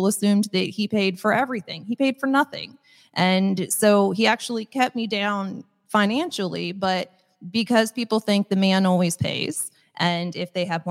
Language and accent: English; Midwest, United States; I'm just from the Midwest